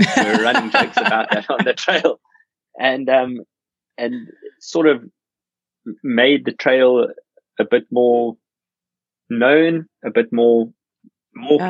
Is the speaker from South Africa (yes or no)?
yes; South Africa; I'm South African